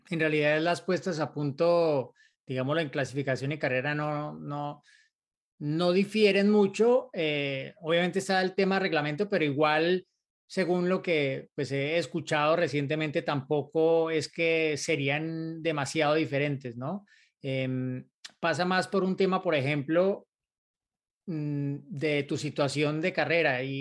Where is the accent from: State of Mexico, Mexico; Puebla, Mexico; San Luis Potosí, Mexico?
San Luis Potosí, Mexico; soy de San Luis Potosí, México.